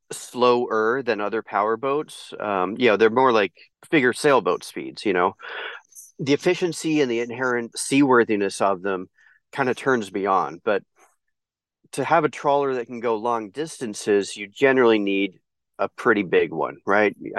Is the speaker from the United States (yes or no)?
yes; East Bay, California, United States; also born or lived in United Kingdom / Colorado; I'm British born, but I've lived in the U.S. since I was 2 years old, and I grew up in the East Bay